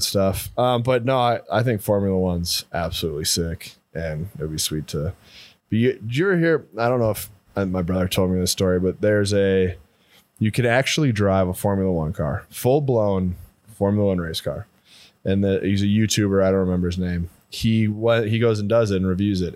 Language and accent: English; Midwest, United States; also born or lived in North Dakota / Missouri; growing up in the Midwest